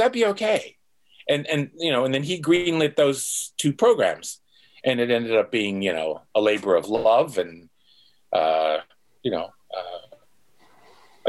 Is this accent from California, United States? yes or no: no; Pittsburgh, Pennsylvania, United States; moved away as an adult; also born or lived in Chapel Hill, North Carolina / South Carolina; I grew up in Pittsburgh.